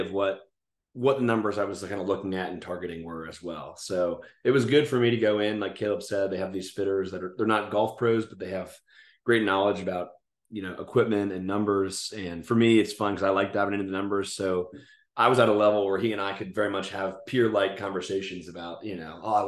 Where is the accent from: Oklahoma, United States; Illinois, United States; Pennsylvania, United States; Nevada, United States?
Pennsylvania, United States; near Philadelphia; moved away as an adult; now in Charlotte, United States; near where I grew up in Pennsylvania